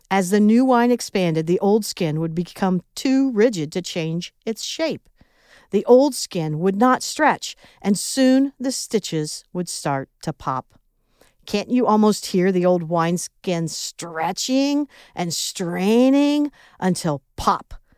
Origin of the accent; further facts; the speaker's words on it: Midwest, United States; accent: Midwest; my Midwest accent